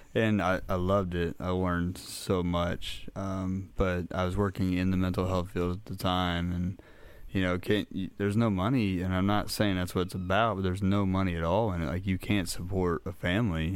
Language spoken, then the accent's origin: English; Minneapolis, Minnesota, United States; now in Crothersville, Indiana, United States; I was born and raised up in Minneapolis, um, lived there a majority of my childhood.